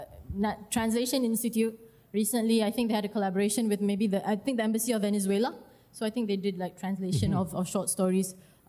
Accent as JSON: {"language": "English", "country": "Malaysia", "said": "I'm from Malaysia, so I know that the opportunities don't come very often"}